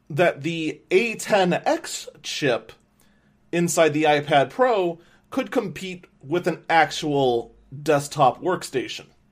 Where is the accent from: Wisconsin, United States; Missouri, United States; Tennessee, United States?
Wisconsin, United States; Wauwatosa; here in my hometown of Wauwatosa